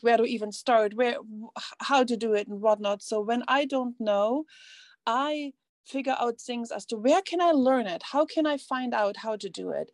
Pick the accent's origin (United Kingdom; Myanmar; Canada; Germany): Germany; East Germany; English is a second language; moved away; I grew up in East Germany